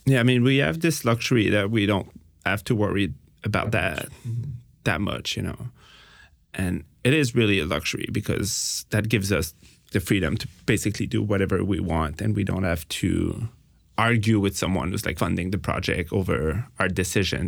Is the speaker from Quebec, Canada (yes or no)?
yes; Montreal, Quebec, Canada; we're from Montreal